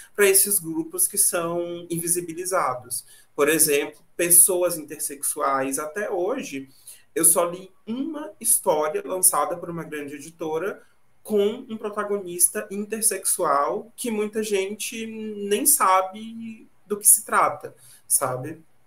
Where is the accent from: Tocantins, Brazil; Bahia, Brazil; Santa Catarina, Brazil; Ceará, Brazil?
Tocantins, Brazil; Tocantinópolis; eu nasci numa cidadezinha de interior bem pequenininha chamada Tocantinópolis, aqui no Tocantins